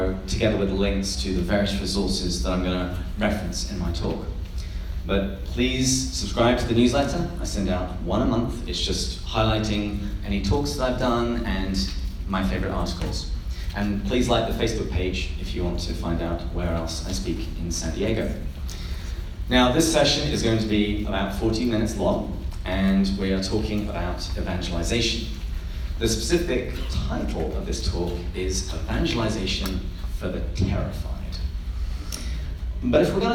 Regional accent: England, United Kingdom; moved away as an adult; now in United States; I moved to the United States about 10 years ago now, but I grew up in England, which is why I have this delightful accent

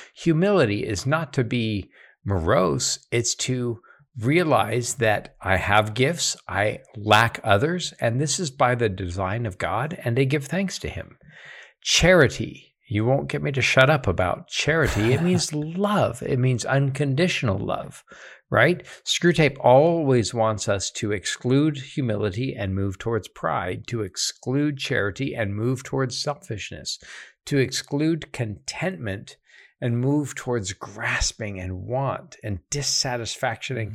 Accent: United States

